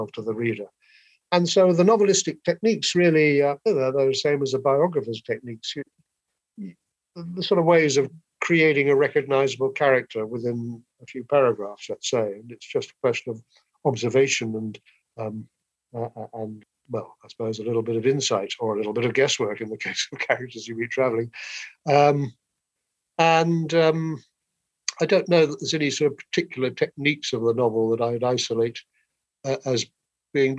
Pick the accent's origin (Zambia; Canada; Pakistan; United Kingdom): United Kingdom; England; I'm an Englishman